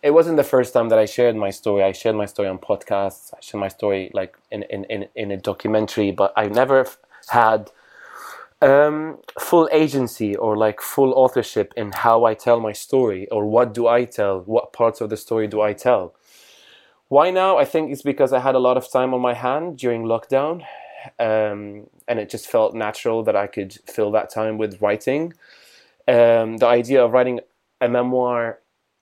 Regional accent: Damascus, Damascus Governorate, Syria; moved away as an adult; now in London, United Kingdom; I'm from Damascus, Syria. I live in London

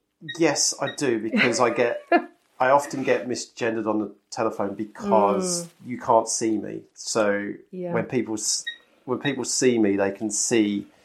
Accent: England, United Kingdom; accent: North London Essex; Am I going to retain any of the kind of North London Essex accent or any of the Norfolk I've picked up, or is it just going to be my pitch and softness that changes?

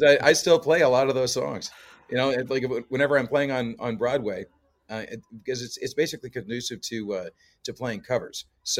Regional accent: Canada; Oh yeah, it's we're all over the place. It's a lot of times, like I'll run into fellow Canadians, walking to gigs because there's a lot of musicians down here

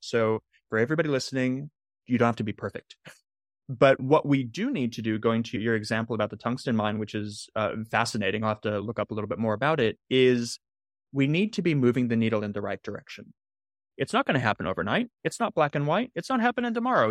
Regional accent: Southern California, United States; I grew up in Southern California

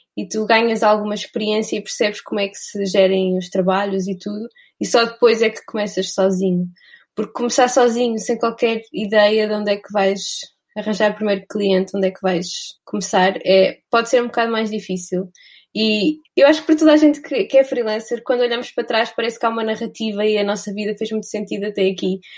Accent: Vila Real, Norte, Portugal; eu sou de Vila Real.

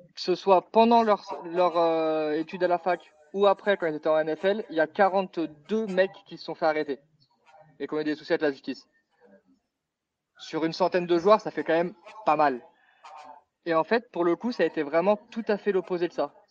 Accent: Paris, Île-de-France, France; je suis parisien

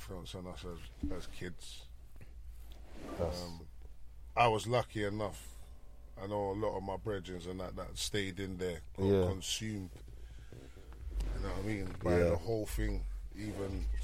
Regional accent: London, United Kingdom; also born or lived in Peckham; That's my hometown

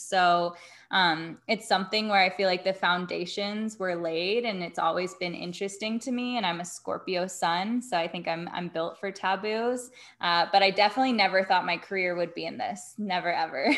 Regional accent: Atlanta, Georgia, United States; now in Las Vegas, United States; I grew up in Atlanta

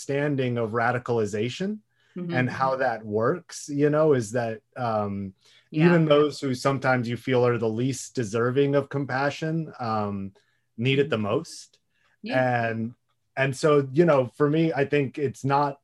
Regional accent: Haifa, Haifa District, Israel; moved away; I grew up in Israel. I lived in a small town called Haifa

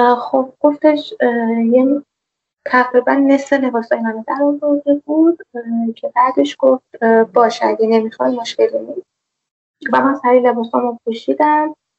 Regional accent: Tehran, Tehran Province, Iran; also born or lived in Zanjan; اهل تهرانم ولی زنجان درس میخونم

